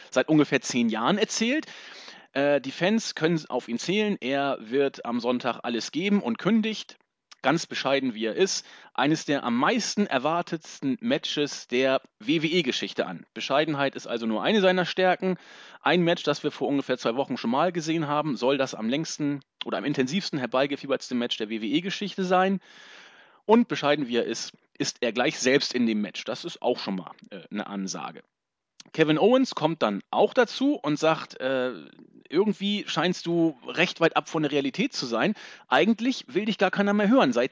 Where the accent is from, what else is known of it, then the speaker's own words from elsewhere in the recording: Northern Germany, Germany; Im Norden Deutschlands, da wo ich herkomme, heute richtig gut, fast 20 Grad.